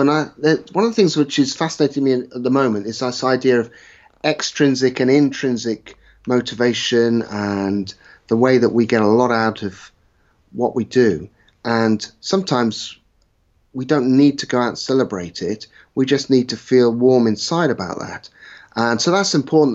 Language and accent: English; West Country, South West England, United Kingdom; I was brought up in the West Country, played my rugby mostly in the West Country